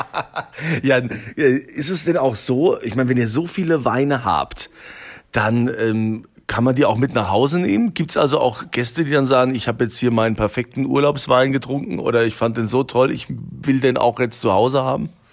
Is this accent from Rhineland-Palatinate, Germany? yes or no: yes; Rhineland-Palatinate, Germany; bei uns in Deutschland, in Rheinland-Pfalz, wir haben ja unfassbar tolle Weinanbaugebiete